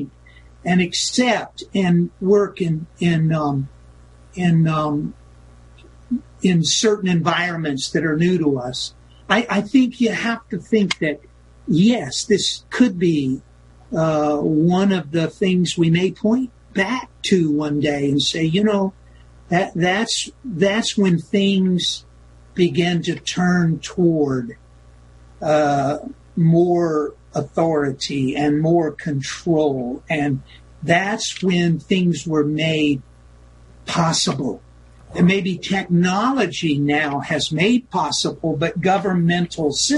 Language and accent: English; United States; as an American, as a believer in individual liberty